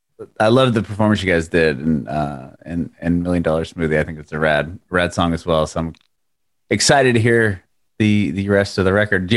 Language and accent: English; Poway, California, United States; also born or lived in Rancho Bernardo; now in Nashville, United States; I grew up just east of there. I actually grew up in, speaking of … I grew up in Poway.